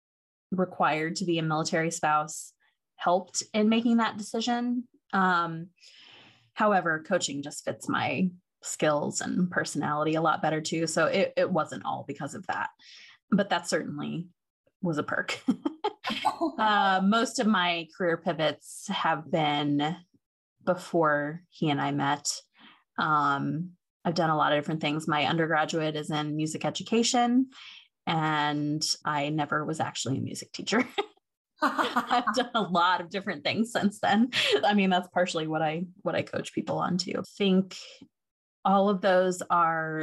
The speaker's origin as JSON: {"language": "English", "region": "Ohio", "country": "United States", "tie": "born or raised there", "also_born_or_lived": "Seattle", "moved": "as an adult", "said": "I grew up in Ohio and moved out to Seattle when I was 26"}